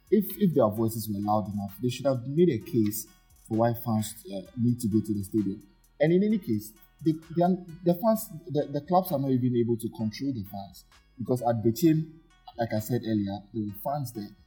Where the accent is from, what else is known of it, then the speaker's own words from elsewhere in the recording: Ghana; as Ghanaians